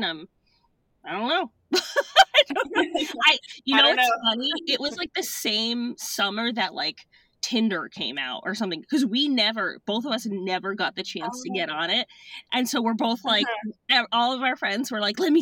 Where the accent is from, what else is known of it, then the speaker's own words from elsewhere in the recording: Madison, Connecticut, United States; also born or lived in Clinton, Connecticut; I'm from Clinton, Madison, Connecticut